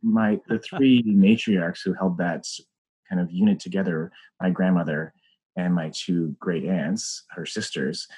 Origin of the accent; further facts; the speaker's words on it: Aurora, Ontario, Canada; I grew up in Aurora, Ontario